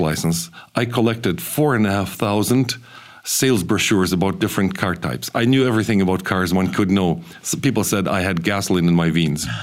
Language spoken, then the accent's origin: English; central Kazakhstan, Kazakhstan; moved away; I was born in the Soviet Union, a radical um, anti Christian society, and it was a rather difficult time to even be around because my parents grew their family in a place of deportation in central Kazakhstan